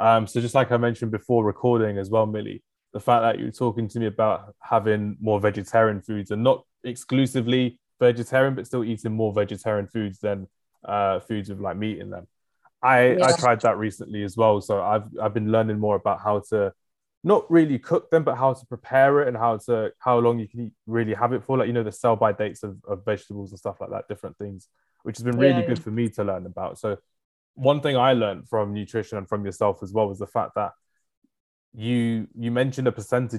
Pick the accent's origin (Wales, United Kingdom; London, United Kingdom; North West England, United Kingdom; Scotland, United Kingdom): London, United Kingdom; Enfield; I'm from Enfield, which is in North London as well.